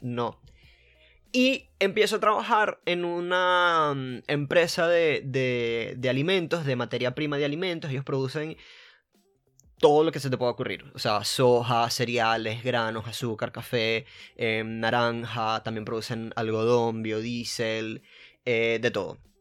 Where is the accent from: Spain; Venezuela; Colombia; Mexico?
Venezuela; moved away as an adult; also born or lived in Buenos Aires, Argentina; now in Argentina; vengo de Venezuela, pero ahorita estoy en Argentina